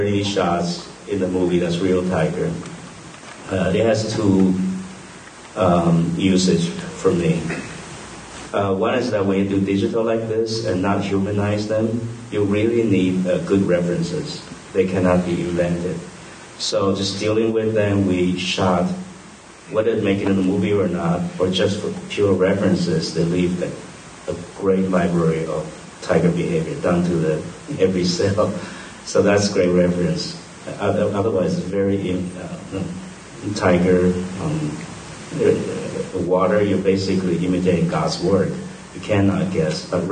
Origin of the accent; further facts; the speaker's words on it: Taiwan; moved away; Taiwan is like my floating island, you know. It's my hometown